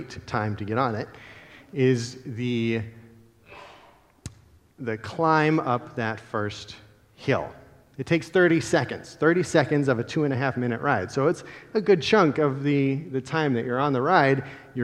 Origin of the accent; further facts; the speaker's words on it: Central Ohio, United States; now in Minnesota, United States; I grew up in Central Ohio